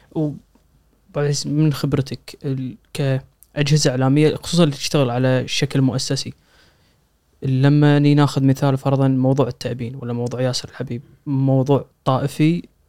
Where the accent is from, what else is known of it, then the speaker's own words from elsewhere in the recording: Kuwait; عندنا بالكويت